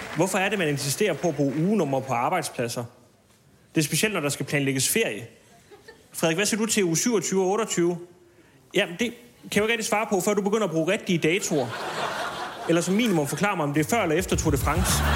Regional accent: Smørum, Capital Region of Denmark, Denmark; Nu er jeg vokset op i Smørum, en lille forstad uden for Ballerup

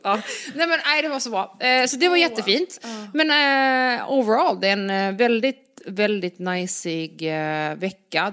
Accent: Ystad, Skåne, Sweden; jag är också från Ystad.

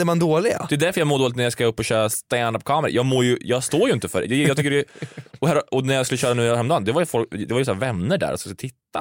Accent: Karlstad, Värmland, Sweden; moved away; I Karlstad, där jag är ifrån

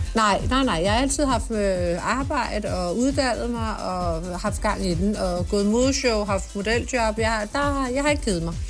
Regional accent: Sorø, Zealand, Denmark; also born or lived in Nørrebro, Copenhagen / Holbæk / Tølløse / United States; jeg er faktisk opvokset ved at sige, de fleste af mine år i Sorø

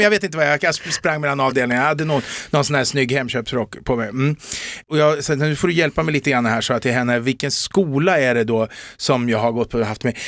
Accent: Eskilstuna, Södermanland, Sweden; jag är från Eskilstuna, men en del som tar mig för stockholmare

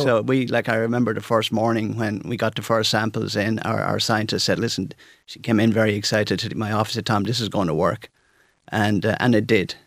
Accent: St Mullins, County Carlow, Ireland; I grew up in Saint Mullins, I think, as you probably know. It's a beautiful place in South Carlow.

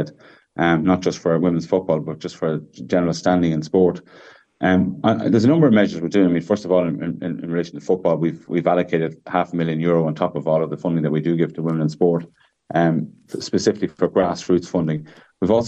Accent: Ireland; as Irish people

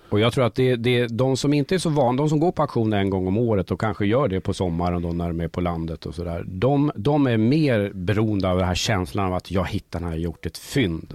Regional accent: Sala, Västmanland, Sweden; moved away; also born or lived in Stockholm; jag kommer ursprungligen från Sala i Västmanland

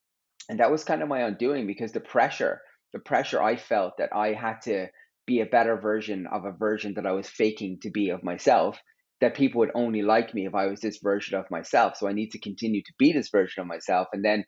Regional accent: Terenure, County Dublin, Ireland; I grew up in Terranure, and on my road was the whole world.

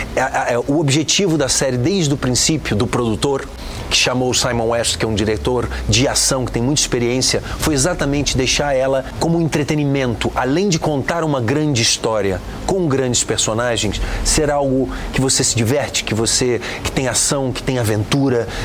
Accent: Brazil; eu sou brasileiro

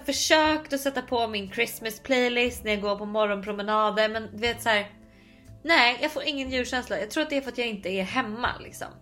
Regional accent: Sweden; moved away as an adult; now in New York, United States; hemma i Sverige

